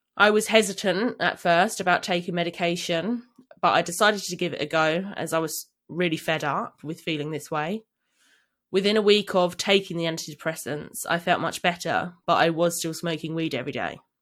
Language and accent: English; London, United Kingdom; I grew up in London, living with my parents